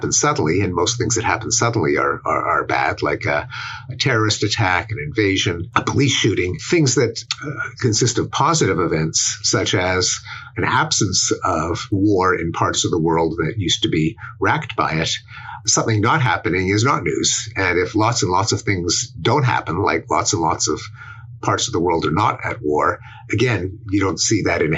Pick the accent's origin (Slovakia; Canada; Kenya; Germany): Canada; Montreal, Quebec; moved away as an adult; now in United States; I'm expatriate Canadian who's spent most of his adult life in the United States